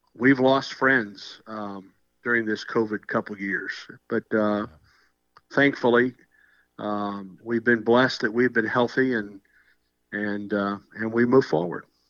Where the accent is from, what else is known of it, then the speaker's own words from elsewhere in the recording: Southern Illinois, United States; moved away as an adult; now in Auburn, United States; I'm from Southern Illinois, grew up there, and still have family there and friends there